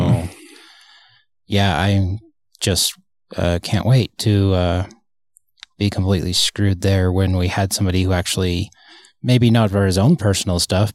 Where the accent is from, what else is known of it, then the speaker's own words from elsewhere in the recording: Kearns, Utah, United States; moved away as an adult; also born or lived in Murray, Utah; now in California, United States; I am originally from Utah. I was born in Murray